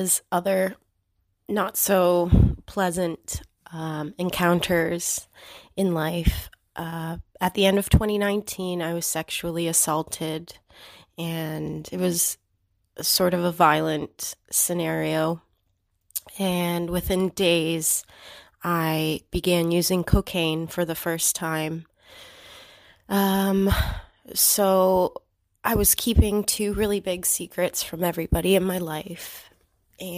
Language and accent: English; Ontario, Canada; I am 27 and from Ontario, Canada